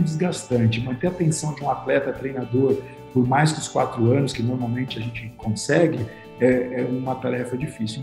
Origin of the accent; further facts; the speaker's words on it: Brazil; como brasileiro